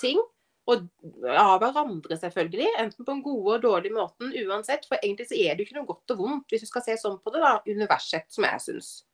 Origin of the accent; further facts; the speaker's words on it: Arendal, Agder, Norway; moved away as an adult; når jeg flytta fra Arendal for 14 år siden